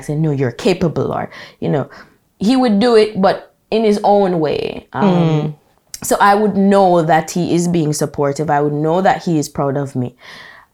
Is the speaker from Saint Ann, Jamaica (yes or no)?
yes; Brown's Town, Saint Ann, Jamaica; moved away as an adult; also born or lived in Kingston, Jamaica; I am from Brownstown, St. Anne, proper rural Jamaica. I lived there for 18 years